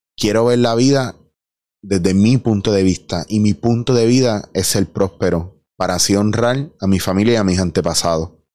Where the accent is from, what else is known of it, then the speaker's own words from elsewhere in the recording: Puerto Rico; Yo soy puertorriqueño